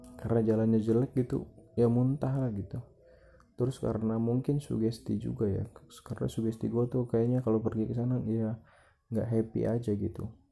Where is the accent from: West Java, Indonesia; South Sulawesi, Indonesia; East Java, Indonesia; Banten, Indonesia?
Banten, Indonesia; yang dari luar kota tuh pada pada pulang ke kampung gua